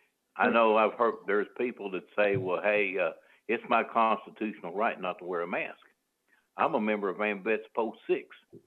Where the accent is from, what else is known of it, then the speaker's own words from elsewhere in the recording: St. Louis, Missouri, United States; I'm from St. Louis.